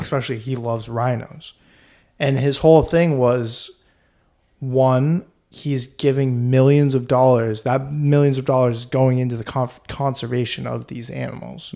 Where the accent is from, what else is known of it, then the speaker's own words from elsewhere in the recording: Vermont, United States; I'm from Vermont